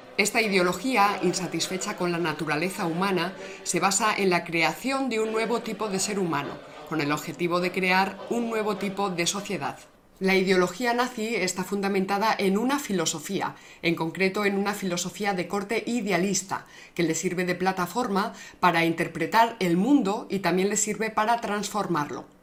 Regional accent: Spain; con esto yo me he ido, por, por medio mundo me he ido con esto. Y no me ha pasado nada, oye, español

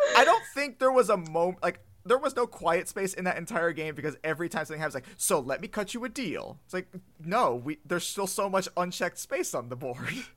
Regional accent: United States; I'm an American

